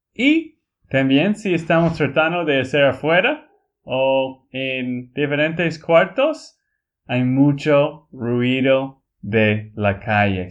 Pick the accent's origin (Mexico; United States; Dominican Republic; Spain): United States; Texas; Spanish is a second language; moved away as an adult; also born or lived in Bolivia; now in Colombia; de Texas, Estados Unidos